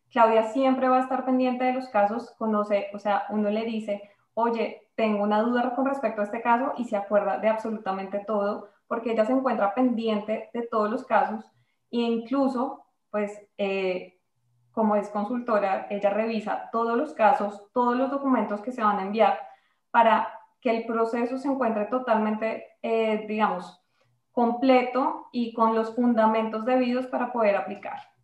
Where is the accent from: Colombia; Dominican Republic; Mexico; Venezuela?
Colombia; moved away as an adult; now in Canada; yo soy de Colombia, eh, me gradué en el 2015 de la Universidad de Externado